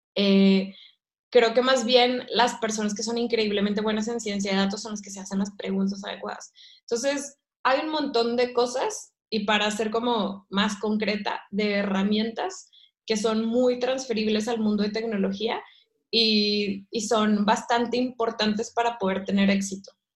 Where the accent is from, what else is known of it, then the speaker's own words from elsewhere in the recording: Ciudad Victoria, Tamaulipas, Mexico; moved away as an adult; also born or lived in London; yo soy de Ciudad Victoria, Tamaulipas, que es el norte de México